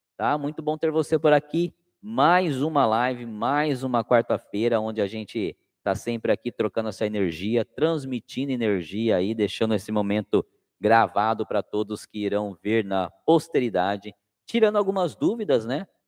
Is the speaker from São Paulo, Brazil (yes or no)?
yes; Cananéia, São Paulo, Brazil; now in Sorocaba, Brazil; eu sou de Cananéia, litoral sul. E Cananéia, por ser uma cidade é, é, praiana, né, com muita pesca, a minha infância foi ouvindo os catarinenses falar.